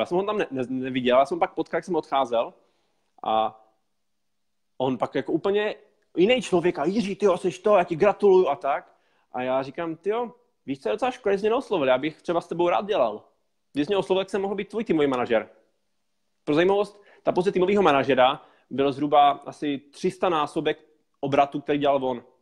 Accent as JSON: {"language": "Czech", "region": "Moravia", "country": "Czechia", "tie": "born or raised there", "also_born_or_lived": "Prague", "said": "Já jsem se tam narodil a celý život jsem šel na Moravě"}